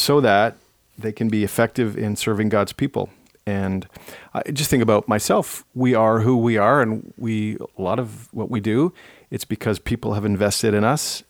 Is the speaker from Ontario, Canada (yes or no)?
yes; Ottawa, Ontario, Canada; growing up in Ottawa